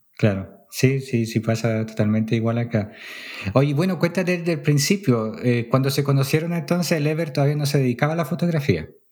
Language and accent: Spanish; Poland; now in Chile; yo siendo polaco